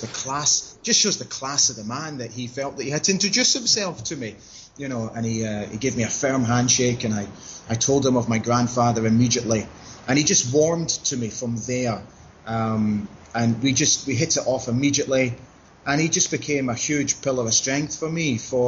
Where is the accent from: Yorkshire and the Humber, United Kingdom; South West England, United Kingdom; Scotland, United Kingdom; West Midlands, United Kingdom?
Scotland, United Kingdom; Aberdeen; also born or lived in Maastricht, Netherlands; We actually moved to Aberdeen in 1979 from Holland when we relocated from Maastricht in Holland. My father took up a job at Aberdeen Airport